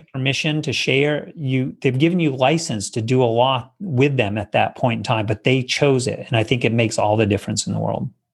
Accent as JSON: {"language": "English", "region": "Maine", "country": "United States", "tie": "born or raised there", "said": "I grew up in Maine in the Northeast"}